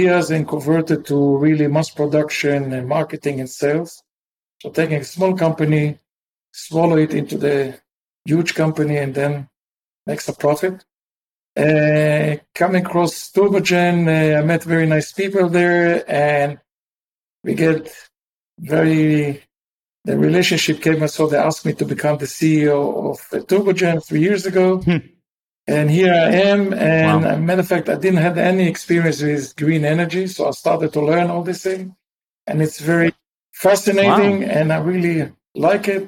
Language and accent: English; Israel; also born or lived in Massachusetts; I grew up in Israel